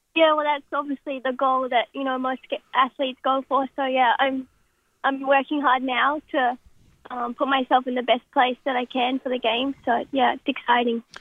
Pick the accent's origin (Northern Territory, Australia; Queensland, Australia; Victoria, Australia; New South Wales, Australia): Queensland, Australia; Brisbane; I'm from Brisbane, and in Brisbane itself, we have two ice rinks in Acacia Ridge and Boondall